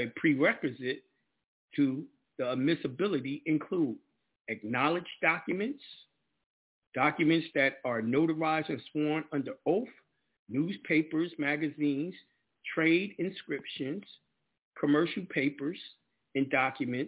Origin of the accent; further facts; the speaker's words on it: New York, United States; moved away; I'm definitely coming back to New York and the whole nine, my home state